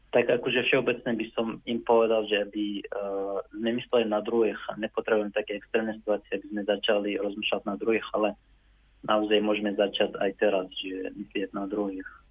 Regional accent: Iraq; now in Slovakia; pochádzam z Iraku. Na Slovensku žijem už e, okolo 8 rokov

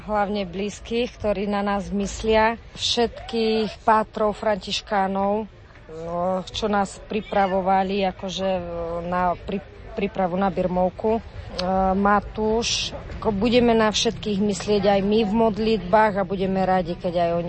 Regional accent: Trstená, Žilina Region, Slovakia; sme z Trstenej, z Oravy

